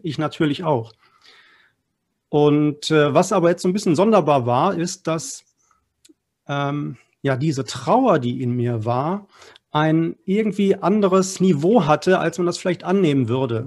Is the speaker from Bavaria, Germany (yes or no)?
no; Essen, North Rhine-Westphalia, Germany; Ich komme aus Essen. Wir sind sozusagen hier ein Ruhrgebietsverein